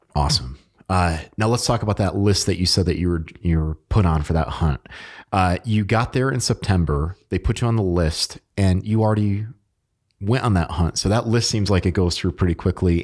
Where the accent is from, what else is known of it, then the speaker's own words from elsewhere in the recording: Connecticut, United States; moved away; I'm from Connecticut